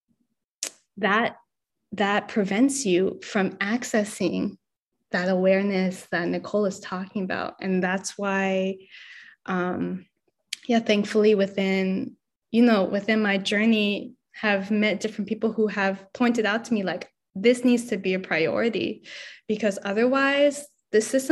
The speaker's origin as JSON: {"language": "English", "town": "Los Angeles", "region": "California", "country": "United States", "moved": "as an adult", "lives_now": "San Francisco Bay Area, United States", "said": "I'm not from the Bay, I'm from LA. And when I came to the Bay"}